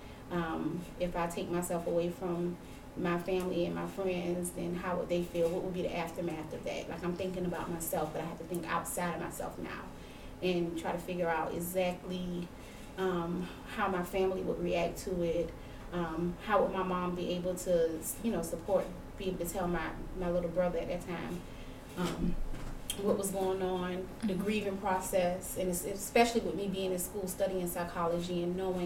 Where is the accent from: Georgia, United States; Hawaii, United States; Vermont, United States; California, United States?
Georgia, United States; Savannah; also born or lived in Augusta, Georgia; I'm a Savannah native. I'm born and raised in Savannah, moved away.